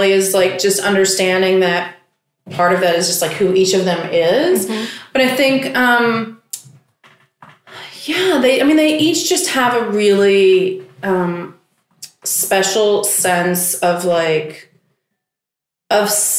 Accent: South Carolina, United States; moved away as an adult; now in Queens, New York, United States; I grew up in South Carolina

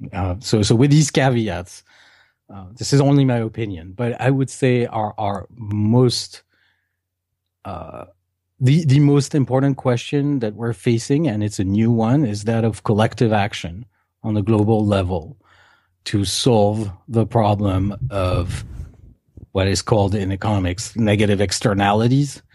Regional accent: Paris, Île-de-France, France; I was eight-year-old and I was growing up in Paris

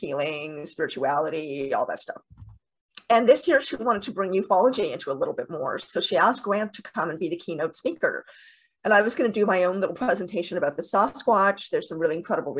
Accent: Canada; also born or lived in Toronto, Canada; I'm in Toronto, Canada. I'm Canadian.

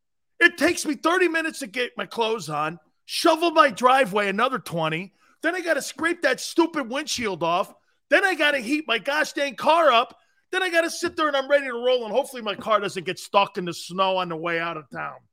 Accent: Northeast, United States; Yeah, I'm from the Northeast, man.

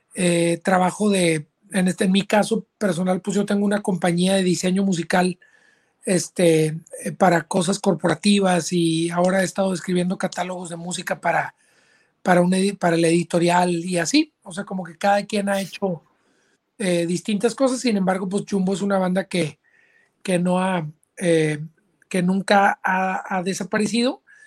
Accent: Monterrey, Nuevo León, Mexico; moved away as an adult; now in Austin, United States; yo soy originario de Monterrey, Nuevo León

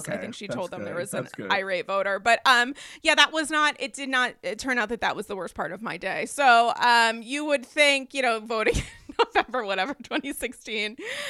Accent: New York, United States; this as a New Yorker.

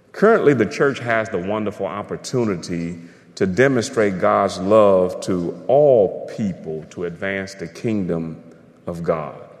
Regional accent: United States; I'm an American

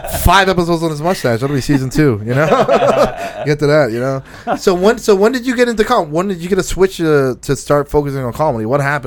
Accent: Philadelphia, Pennsylvania, United States; I was born and raised in Philly

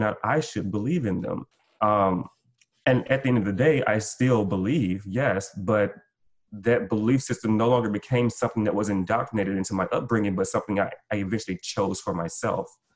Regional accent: Gulf Coast, United States; I'm from the Gulf Coast, so we lost our house, we lost everything

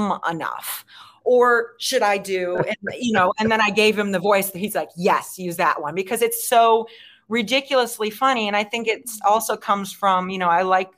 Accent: Chicago, Illinois, United States; moved away; I'm from Chicago

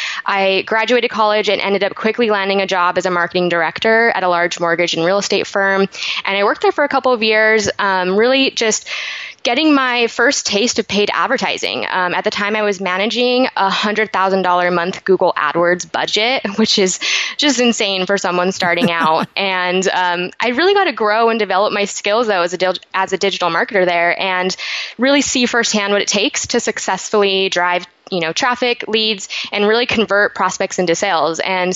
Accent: Salt Lake City, Utah, United States; now in San Diego, United States; I was actually born and raised in Salt Lake City, Utah.

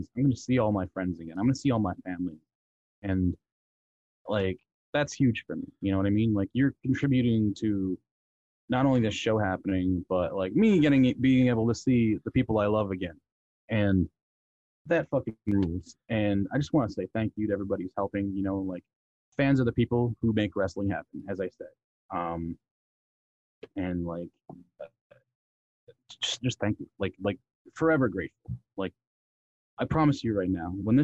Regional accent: Canada; Me being a Canadian

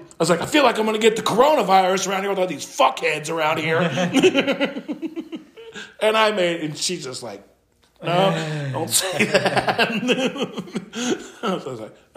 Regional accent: Canada; My bad, I'm from Canada. Yeah. I was born in Canada.

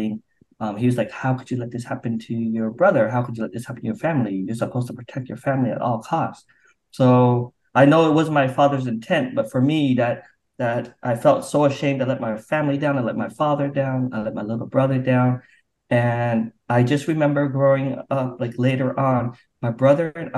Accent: Provo, Utah, United States; also born or lived in Vietnam; now in Orange County, United States; I grew up in Provo, Utah

